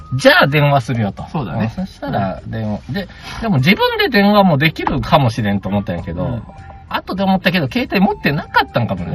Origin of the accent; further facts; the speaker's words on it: Hyogo, Japan; moved away; 僕の地元の、地元前住んでた兵庫県